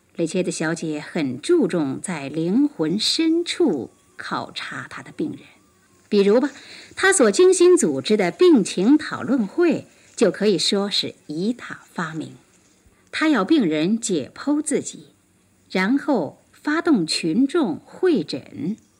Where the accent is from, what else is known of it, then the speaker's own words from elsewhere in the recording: China; 这是我们中国人的一句俗话